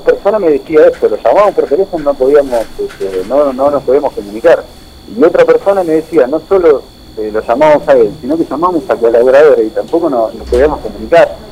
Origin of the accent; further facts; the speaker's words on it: Junín, Buenos Aires Province, Argentina; nosotros que somos de Junín decimos que nos conocemos todos